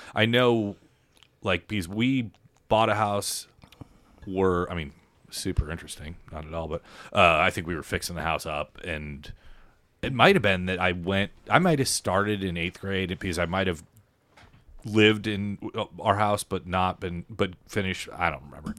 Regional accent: Lenexa, Kansas, United States; moved away as an adult; also born or lived in Chicago / Denver; we moved to that house in Lenexa before, right before kindergarten

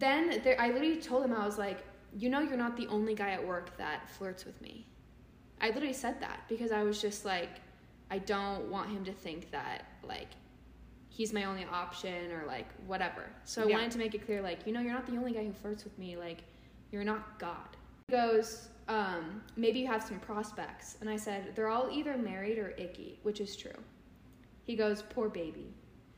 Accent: California, United States; I'm from California

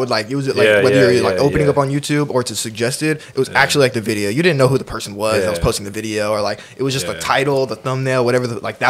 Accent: Oakland, California, United States; I'm from Oakland, bro.

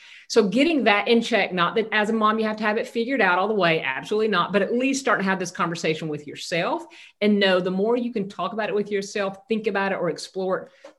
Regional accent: Southeast Georgia, United States; moved away; also born or lived in Northeast Florida / Southern California; I grew up in Southeast Georgia, very conservative, rural Christian upbringing

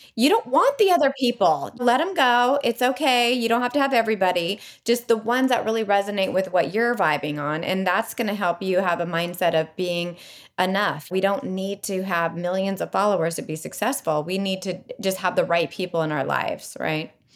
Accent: Bay Area, California, United States; being from the Bay Area

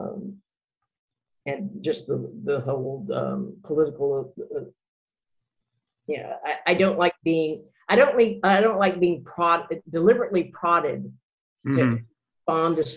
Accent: Mississippi River Delta, rural Arkansas, United States; also born or lived in Memphis, Tennessee / New Orleans / New York City / Denver; now in Macon, Georgia, United States; I originally grew up in Arkansas

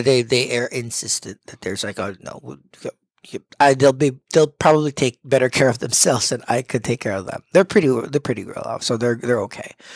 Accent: Philippines; as a Filipino

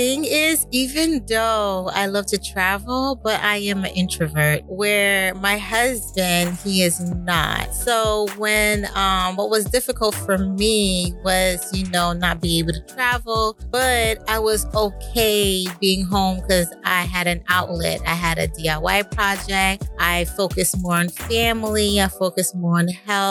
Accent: Decatur, Georgia, United States; moved away as an adult; also born or lived in Brooklyn, New York; now in Boston area, United States; I was born in Brooklyn, New York, but I was raised in Decatur, Georgia

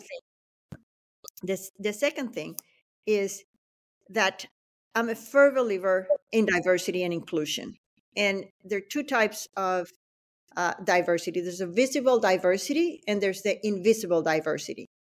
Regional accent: El Limón, Venezuela; moved away as an adult; also born or lived in Acarigua, Venezuela / Boston, United States; now in United States; I grew up in, uh, in Venezuela

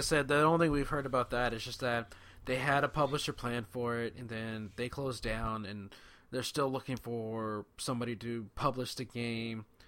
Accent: California, United States; I'm from California

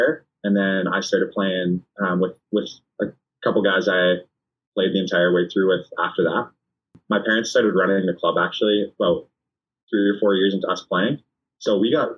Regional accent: Canada; being a Canadian

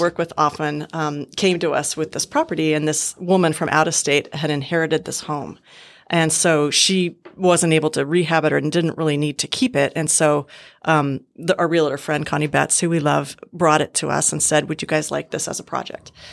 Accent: Montana, United States; moved away as an adult; also born or lived in Southern California / Bozeman, Montana; I was born and raised in Montana

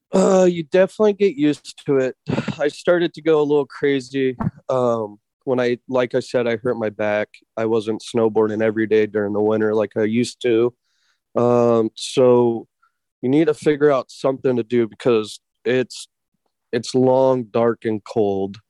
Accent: Anchorage, Alaska, United States; also born or lived in Redding, California / Willow, Alaska; Anchorage. So I was raised in Anchorage, South Side Anchorage.

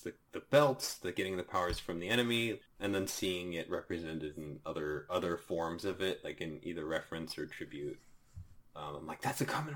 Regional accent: Okinawa, Japan; now in United States; I was born in Okinawa, Japan

